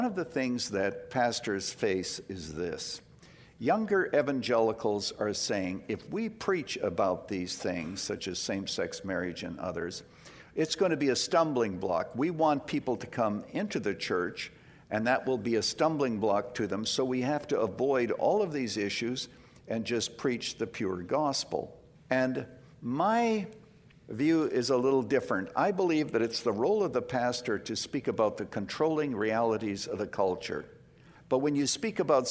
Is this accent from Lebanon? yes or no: no; Canada; now in United States; I was born in Canada